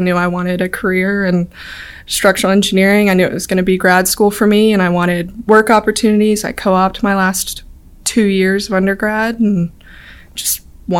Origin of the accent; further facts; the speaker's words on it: Birmingham, Alabama, United States; also born or lived in North Carolina / Georgia; so I wasn't born in Birmingham. I was born in North Carolina, moved to Georgia a little bit. But when we finally settled in Birmingham